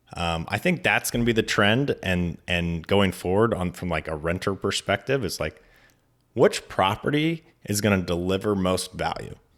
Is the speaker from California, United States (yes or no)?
yes; Mendocino, California, United States; now in San Francisco, United States; I grew up in Mendocino, so I grew up in the redwoods